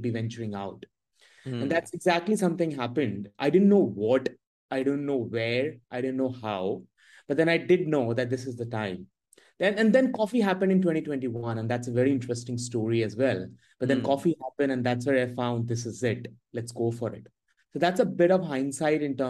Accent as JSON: {"language": "English", "region": "Bihar", "country": "India", "tie": "born or raised there", "also_born_or_lived": "Dhanbad", "moved": "as an adult", "said": "I am born and brought up in Bihar. Followed a very typical path that any Bihari will follow"}